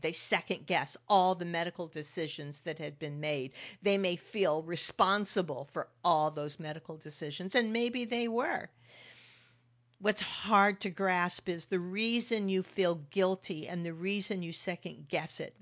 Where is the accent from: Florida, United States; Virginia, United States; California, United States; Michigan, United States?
California, United States; now in New York, United States; I grew up in California